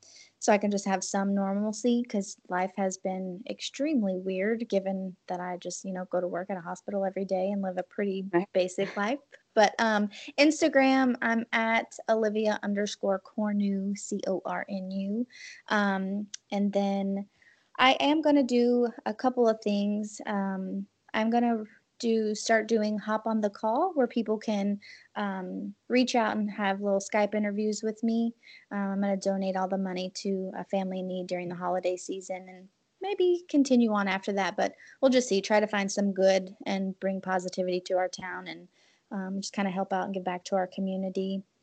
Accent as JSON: {"language": "English", "town": "New Orleans", "region": "Louisiana", "country": "United States", "tie": "born or raised there", "said": "I think there's a sense of humor when you are born and raised in New Orleans that maybe outsiders don't understand."}